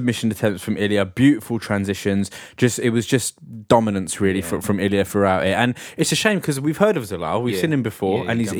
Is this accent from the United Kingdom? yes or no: yes; United Kingdom; also born or lived in Punjab; I am British, but I'm a Punjabi man first.